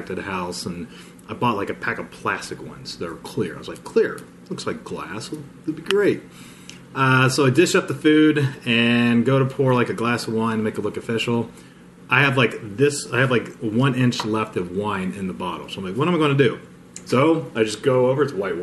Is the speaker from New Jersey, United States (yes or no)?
no; Ohio, United States; growing up in Ohio